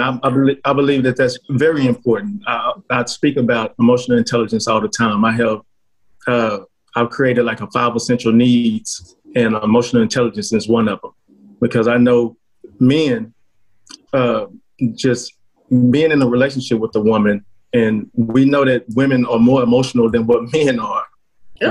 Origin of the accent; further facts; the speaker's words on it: Fort Worth, Texas, United States; I'm from the DFW area, Fort Worth, Texas, to be exact